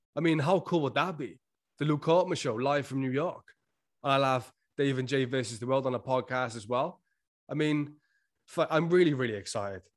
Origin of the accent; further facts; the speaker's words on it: Wales, United Kingdom; accent: Welsh; I'm Welsh, like, we s, talk a little fast. That's why sometimes it sounds like I'm slurring my words on this podcast. It's just 'cause of my accent